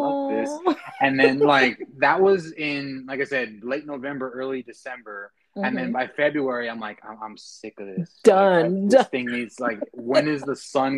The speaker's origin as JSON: {"language": "English", "town": "Harlingen", "region": "Texas", "country": "United States", "tie": "born or raised there", "also_born_or_lived": "Kingsville, Texas / Utah", "moved": "as an adult", "lives_now": "San Antonio, United States", "said": "I'm from Harlingen. That's where I was born and raised"}